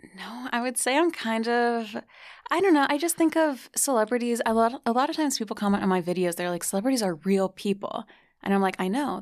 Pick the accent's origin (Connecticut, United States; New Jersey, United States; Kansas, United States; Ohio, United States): New Jersey, United States; moved away; also born or lived in Ireland / New Zealand; I grew up in Jersey like you.